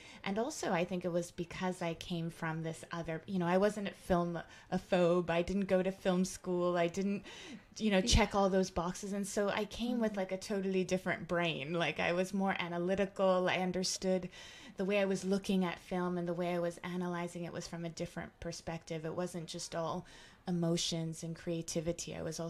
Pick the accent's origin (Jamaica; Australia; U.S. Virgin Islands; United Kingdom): Jamaica; And it was also just important for me to see that as a Jamaican, that there is such a strong connection to Africa.